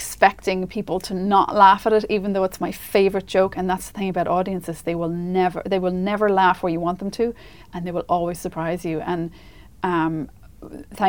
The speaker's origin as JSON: {"language": "English", "country": "Ireland", "said": "as Irish people"}